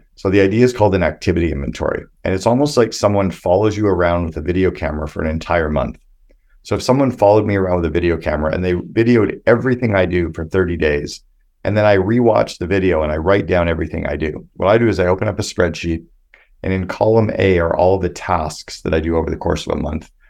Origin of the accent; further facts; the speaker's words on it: Canada; I'm this Canadian kid